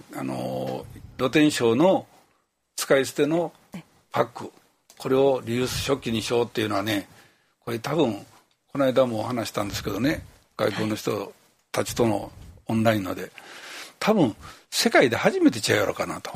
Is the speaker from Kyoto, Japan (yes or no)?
yes; Kyoto, Japan; この地域に生まれ育てていただいた